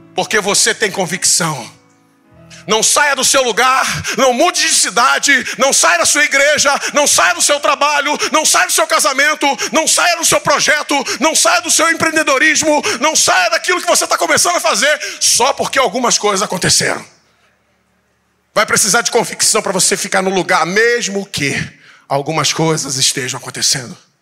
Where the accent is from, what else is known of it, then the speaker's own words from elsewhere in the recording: Tanguá, Rio de Janeiro, Brazil; eu nasci em Tanguá